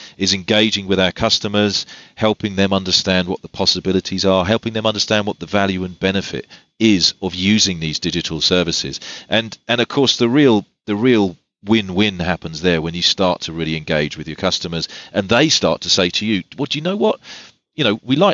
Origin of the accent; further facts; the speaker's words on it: England, United Kingdom; I'm English